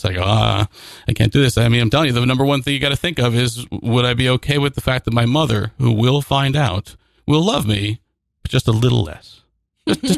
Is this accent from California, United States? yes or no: no; the middle of New Jersey, United States; In the middle of New Jersey